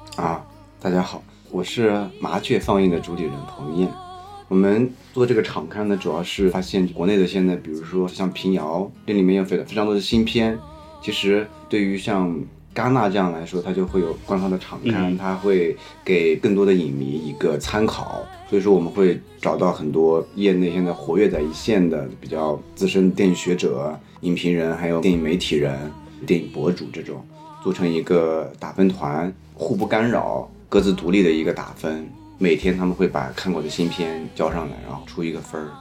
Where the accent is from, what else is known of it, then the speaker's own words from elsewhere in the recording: Shanxi, China; 我是山西人嘛